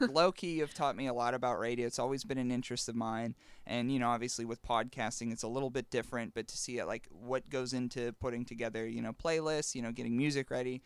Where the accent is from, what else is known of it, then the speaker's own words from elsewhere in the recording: Western Pennsylvania, United States; Being from Western P